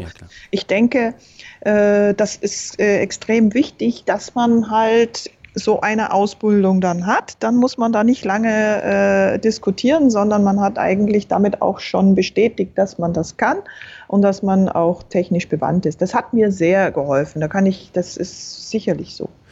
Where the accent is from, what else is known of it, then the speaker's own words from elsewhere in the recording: Berchtesgaden, Bavaria, Germany; Ich bin in Berchtesgaden aufgewachsen, also im Süden